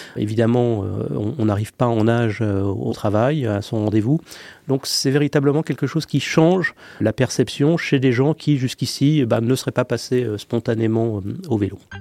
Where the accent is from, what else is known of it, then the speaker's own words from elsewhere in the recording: Paris, Île-de-France, France; je suis parisien